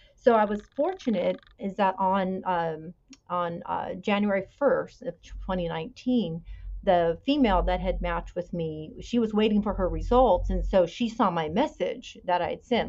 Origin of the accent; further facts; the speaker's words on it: Bay Area, California, United States; I was born in 1967 in California. I still live in California. I grew up in the Bay Area